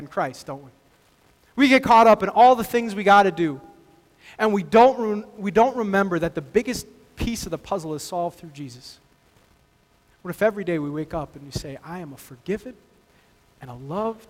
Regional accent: Texas, United States; I grew up in Texas

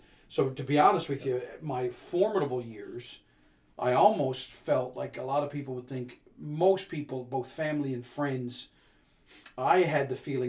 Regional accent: St. John's, Newfoundland and Labrador, Canada; moved away as an adult; also born or lived in Prince Edward Island; I was shocked as a boy raised in St. John's, because, I was raised in a religious school system. My parents were Protestant, Anglicans. So, of course, I went to a Protestant school.

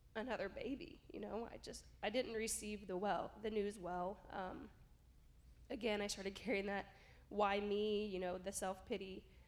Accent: rural Southern Illinois, United States; moved away as an adult; now in Arizona, United States; my hometown church, you know, in rural Southern Illinois

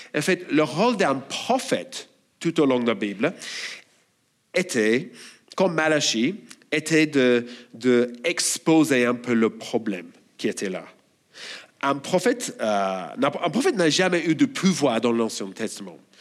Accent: Australia; French is a second language; moved away as an adult; Je suis australien, et si vous avez du mal à comprendre mon accent, bon, désolé, je n'ai pas d'autre

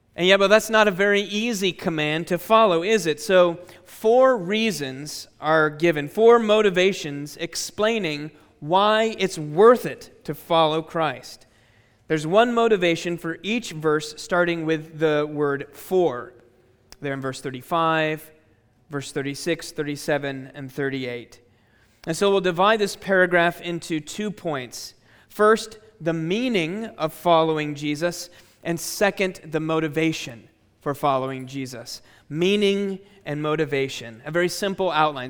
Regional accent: Chicago, Illinois, United States; my hometown, uh, Chicago, Illinois, in the United States

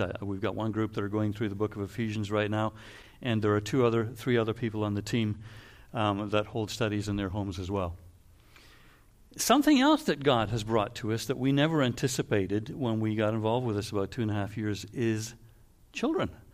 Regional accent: Canada; also born or lived in Waterloo; we're Canadian

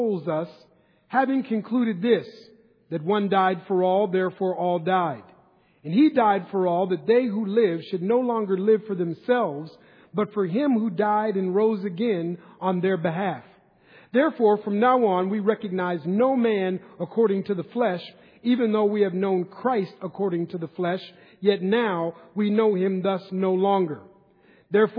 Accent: Minneapolis, Minnesota, United States; moved away as an adult; now in Northern California, United States; Growing up in Minneapolis, Minnesota, when I was young

